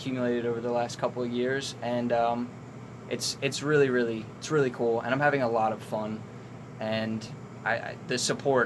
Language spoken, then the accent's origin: English; Hamilton, New Jersey, United States; also born or lived in Trenton, New Jersey; I'm 22. I'm from Hamilton